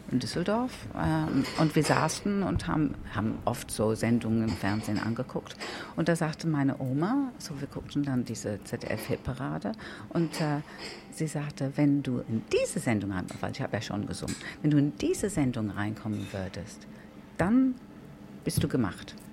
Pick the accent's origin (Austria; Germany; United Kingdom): United Kingdom; England; German is a second language; weil als Engländerin der nicht viel Ahnung von der Schlagerabteilung war, habe ich getan, wenn, wenn er meint.